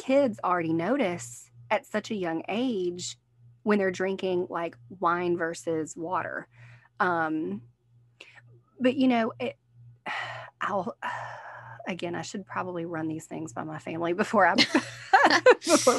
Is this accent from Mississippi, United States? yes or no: yes; Picayune, Mississippi, United States; also born or lived in New Orleans, Louisiana; we moved from New Orleans to Picayune when I was young